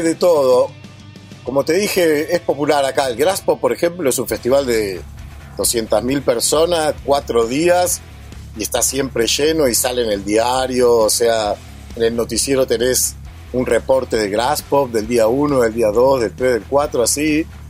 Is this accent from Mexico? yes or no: no; Argentina; moved away as an adult; yo vengo de ahí, me hice ahí, me siento argentino